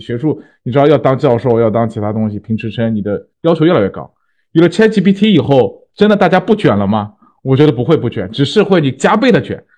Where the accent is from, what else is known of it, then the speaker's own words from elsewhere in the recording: China; 我们中国人